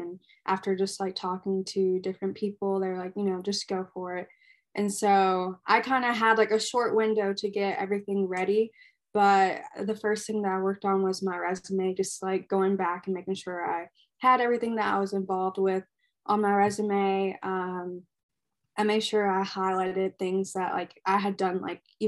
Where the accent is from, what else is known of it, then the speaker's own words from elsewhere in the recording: Frankfort, Kentucky, United States; also born or lived in Louisville, Kentucky; I am from Frankfort, Kentucky